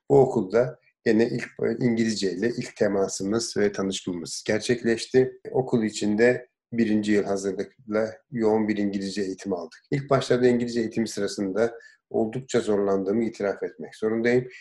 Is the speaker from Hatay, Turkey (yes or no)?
no; Diyarbakır, Diyarbakır Province, Turkey; Diyarbakır'da doğdum. İlkokulu evimizin yakınındaki Diyarbakır İnönü İlkokulu'nda bitirdim.